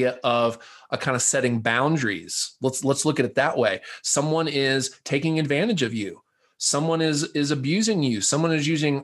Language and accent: English; the South, United States; I'm a Southerner by birth